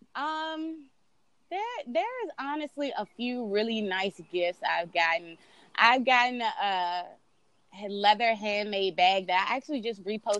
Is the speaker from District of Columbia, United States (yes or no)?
yes; Washington, District of Columbia, United States; I'm originally from DC, born and raised